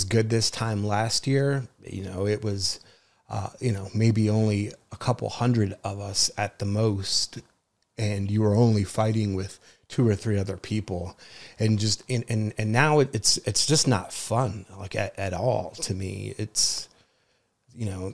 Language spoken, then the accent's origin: English; New Jersey, United States; I was born and raised in New Jersey